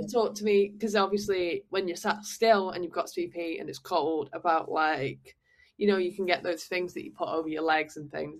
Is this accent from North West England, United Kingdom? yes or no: yes; Manchester, North West England, United Kingdom; moved away as an adult; now in Paris, France; I feel very strongly about where I'm from and I'm very yeah. sort of connected to you know being a Manc, being a Northerner